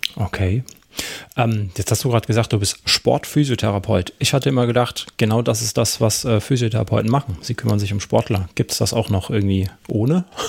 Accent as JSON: {"language": "German", "town": "Karlsruhe", "region": "Baden-Württemberg", "country": "Germany", "said": "bei uns in Karlsruhe"}